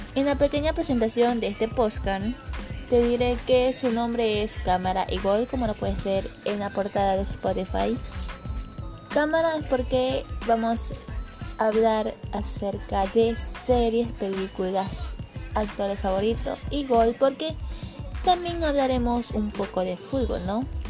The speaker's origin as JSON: {"language": "Spanish", "country": "Ecuador", "said": "soy de Ecuador"}